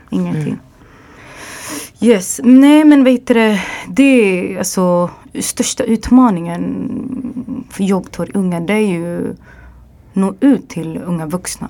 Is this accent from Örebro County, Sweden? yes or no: yes; Örebro, Örebro County, Sweden; also born or lived in Dubai / England / Los Angeles; där jag kommer ifrån, Örebro